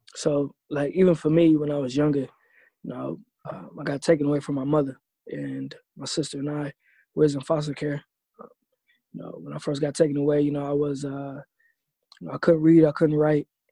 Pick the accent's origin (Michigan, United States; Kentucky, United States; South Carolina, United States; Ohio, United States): Ohio, United States; moved away as an adult; also born or lived in Austin, Texas; I grew up in Ohio